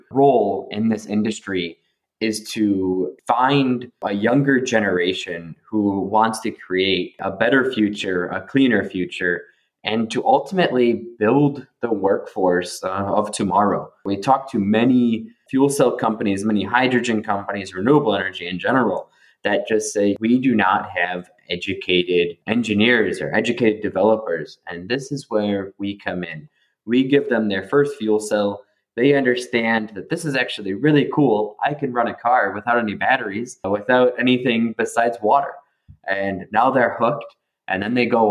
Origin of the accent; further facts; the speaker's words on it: Buffalo, New York, United States; also born or lived in California; now in Prague, Czech Republic; I'm based in Prague, but originally I'm from Buffalo, New York.